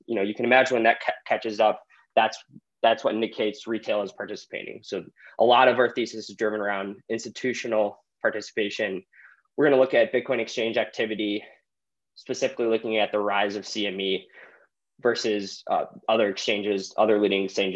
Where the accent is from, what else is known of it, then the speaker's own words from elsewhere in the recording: St. Louis, Missouri, United States; I grew up in St. Louis